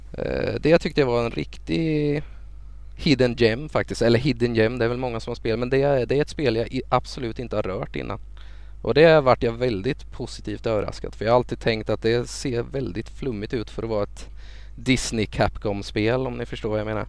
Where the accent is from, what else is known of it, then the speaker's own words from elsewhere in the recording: Småland, Sweden; Jag är ju smålänning